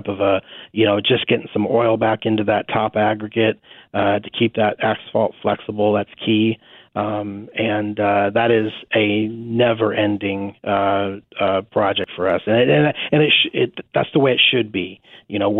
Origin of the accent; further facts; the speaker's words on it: San Diego, California, United States; now in Sedgwick County, Kansas, United States; Originally, I'm from San Diego, California.